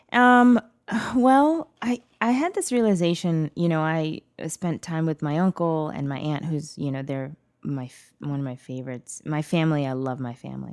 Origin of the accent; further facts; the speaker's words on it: Bangalore, Karnataka, India; now in United States; I was born in Bangalore.